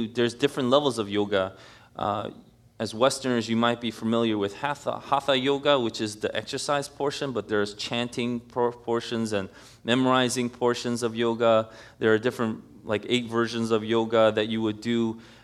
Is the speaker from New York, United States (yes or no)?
yes; New York City, New York, United States; moved away as an adult; now in New Jersey, United States; I grew up in New York City all my life